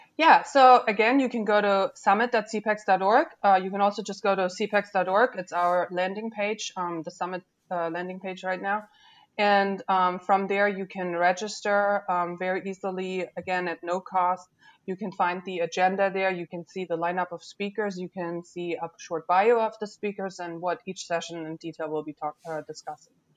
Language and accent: English; Germany; now in Louisiana, United States; I wasn't born here, and that's right. Um, I was born in Germany